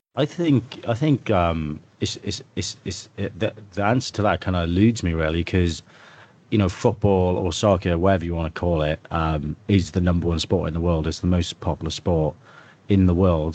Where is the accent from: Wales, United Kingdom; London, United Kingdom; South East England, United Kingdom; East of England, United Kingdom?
Wales, United Kingdom; as a Welsh person